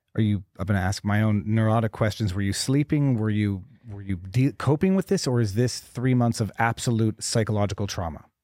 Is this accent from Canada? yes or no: yes; Montreal, Quebec, Canada; I'm from Montreal, Canada